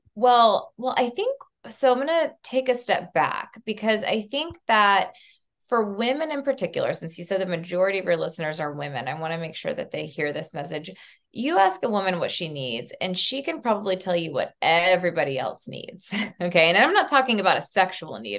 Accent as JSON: {"language": "English", "region": "Southeast Tennessee", "country": "United States", "tie": "born or raised there", "also_born_or_lived": "Texas", "moved": "as an adult", "said": "I was growing up in Southeast Tennessee in a small town, very conservative"}